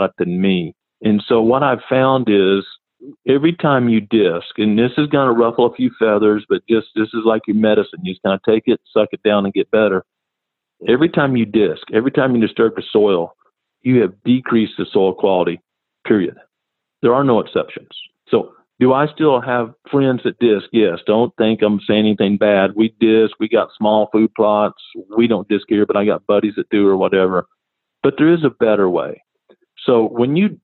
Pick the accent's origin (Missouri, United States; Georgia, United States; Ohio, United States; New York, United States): Missouri, United States; Missouri Ozarks, United States; moved away as an adult; also born or lived in South Carolina; I'm from the Missouri Ozarks here